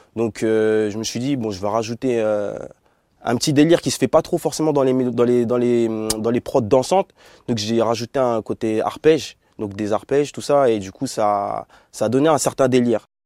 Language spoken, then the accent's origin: French; Bordeaux, Nouvelle-Aquitaine, France; nous deux on est de, Bordeaux